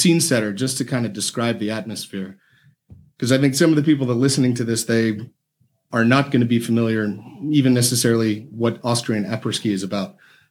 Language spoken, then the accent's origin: English; United States; As an American